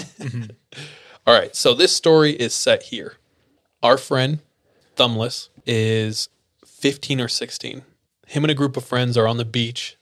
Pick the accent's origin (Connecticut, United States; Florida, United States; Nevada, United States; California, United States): California, United States; Fresno; I grew up in Fresno